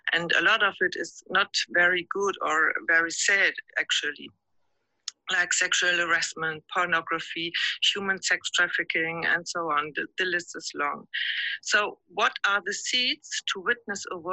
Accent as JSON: {"language": "English", "region": "Hamburg", "country": "Germany", "said": "I'm from Hamburg, Germany."}